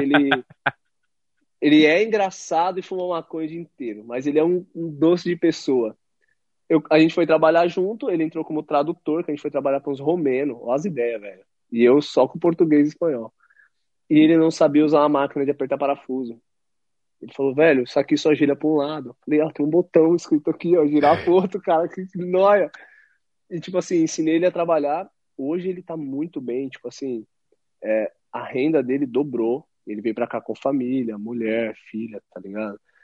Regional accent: Brazil; moved away as an adult; eu saí daí do Brasil

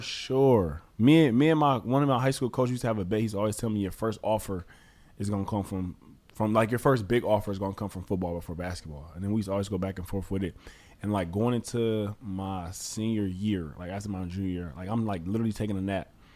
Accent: Detroit, Michigan, United States; also born or lived in Southfield, Michigan; I grew up actually in Detroit, and then we actually moved to Southfield

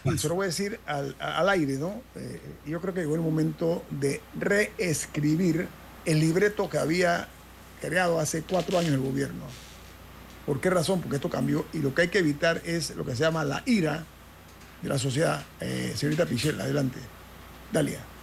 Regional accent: Panama; como panameño

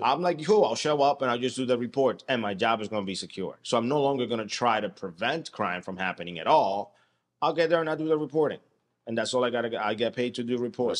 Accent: United States; I'm an American and I live here

